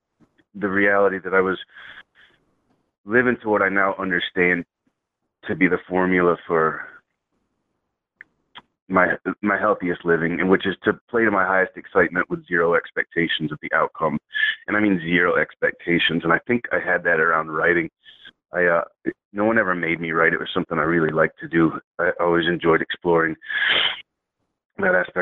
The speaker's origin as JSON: {"language": "English", "town": "Baytown", "region": "Texas", "country": "United States", "tie": "born or raised there", "also_born_or_lived": "Shreveport, Louisiana / Seattle", "moved": "as an adult", "lives_now": "Los Angeles, United States", "said": "I grew up mostly in Baytown, Texas. It's about 20 miles east of Houston"}